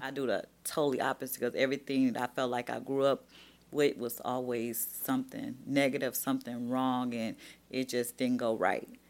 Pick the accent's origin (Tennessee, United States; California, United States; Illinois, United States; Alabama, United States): Alabama, United States; Birmingham; moved away; also born or lived in Detroit; growing up in Birmingham, Alabama